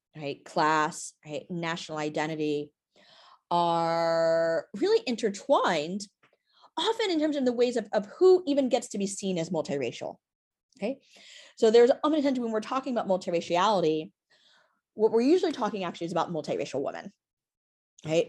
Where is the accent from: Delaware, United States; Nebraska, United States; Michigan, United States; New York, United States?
New York, United States; New York City; I live, uh, here in New York City and also grew up in Brooklyn.